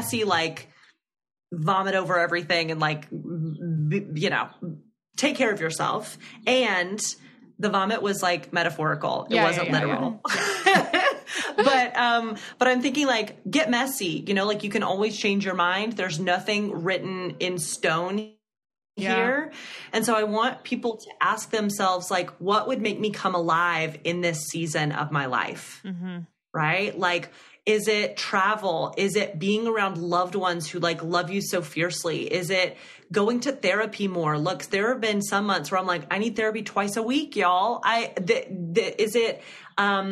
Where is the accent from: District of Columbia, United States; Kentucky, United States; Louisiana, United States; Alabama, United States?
Alabama, United States; now in New York, United States; growing up in Alabama